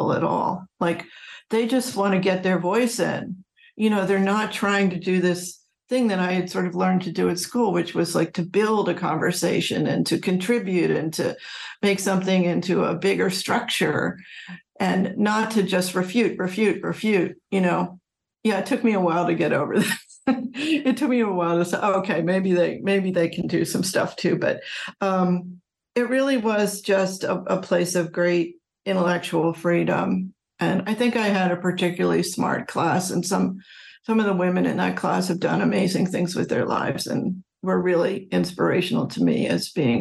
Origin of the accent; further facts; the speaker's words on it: Philadelphia, Pennsylvania, United States; I grew up outside of Philadelphia